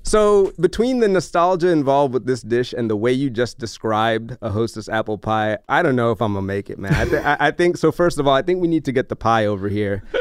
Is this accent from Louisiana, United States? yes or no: yes; New Orleans, Louisiana, United States; I grew up in New Orleans